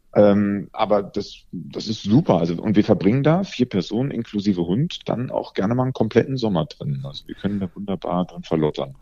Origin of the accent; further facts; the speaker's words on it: Rhineland, Germany; ich als Rheinländer kenne ja Schnee überhaupt nicht. Bei uns gibt es ja nur Regen oder Regen